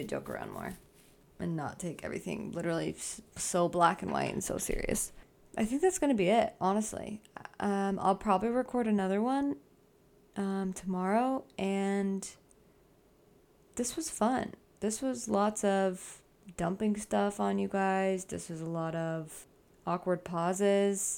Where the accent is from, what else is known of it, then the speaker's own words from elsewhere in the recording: Arizona, United States; also born or lived in Southern California; now in California, United States; I grew up in Arizona, and now I live in California, Southern California